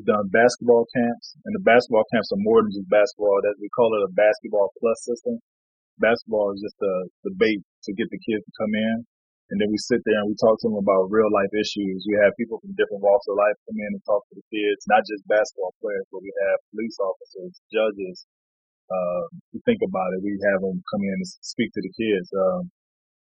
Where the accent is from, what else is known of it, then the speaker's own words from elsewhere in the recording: Cleveland, Ohio, United States; also born or lived in North Carolina; now in Sapporo, Japan; growing up on St. Clair and Eddie Road in Cleveland, Ohio